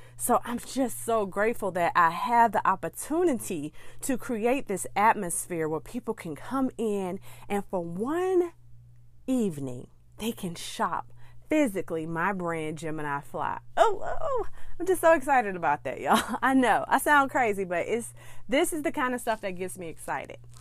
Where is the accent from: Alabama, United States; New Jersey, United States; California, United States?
Alabama, United States; Birmingham; my hometown of Birmingham, Alabama